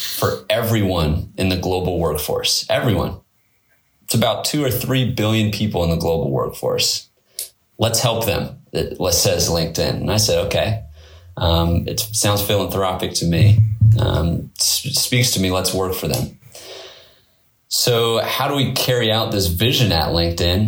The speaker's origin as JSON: {"language": "English", "area": "Silicon Valley", "region": "California", "country": "United States", "tie": "born or raised there", "said": "I grew up in Silicon Valley"}